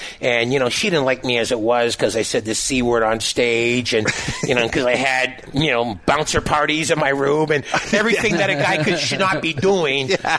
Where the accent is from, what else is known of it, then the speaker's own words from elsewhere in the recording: Toronto, Ontario, Canada; I'm from Toronto, and I'm not aware of what's going on, you know.